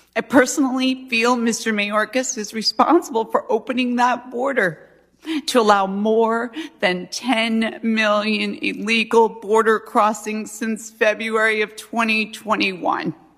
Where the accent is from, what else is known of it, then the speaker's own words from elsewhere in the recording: Arizona, United States; we're Christians and we're conservative, we're from Arizona